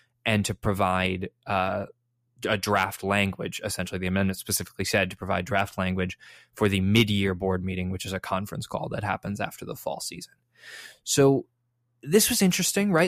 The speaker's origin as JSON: {"language": "English", "town": "Chicago", "region": "Illinois", "country": "United States", "tie": "born or raised there", "said": "I was born in Chicago. My family's all from Chicago."}